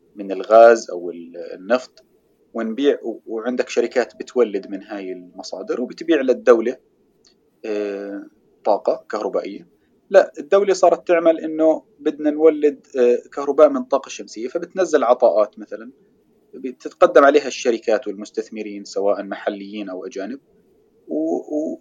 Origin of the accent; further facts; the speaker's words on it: Jordan; عندنا بالاردن